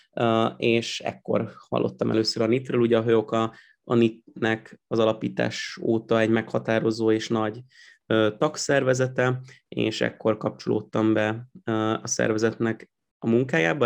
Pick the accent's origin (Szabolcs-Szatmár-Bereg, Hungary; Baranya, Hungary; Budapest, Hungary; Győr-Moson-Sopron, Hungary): Baranya, Hungary; Pécs; moved away as an adult; Én Pécset születtem, meg ott, ott is nőttem föl, meg a legutóbbi időkig ott is laktam